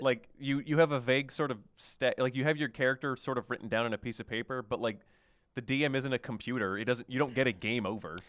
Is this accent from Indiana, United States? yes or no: no; Oklahoma, United States; moved away; I was from Oklahoma